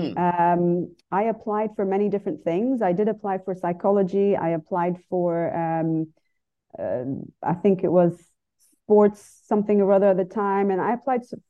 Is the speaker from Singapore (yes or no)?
no; Dubai, United Arab Emirates; also born or lived in Brazil / United Kingdom; I lived there till I was five, and then we moved here to Dubai when I was five. So I grew up here, but I was born in Brazil.